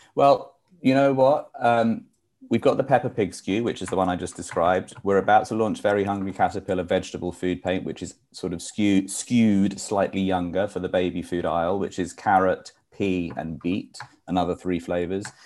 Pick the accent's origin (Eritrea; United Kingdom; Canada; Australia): United Kingdom; moved away as an adult; now in New York, United States; I'm a New Yorker because I've been here for 23 years. But um, I'm originally from the UK.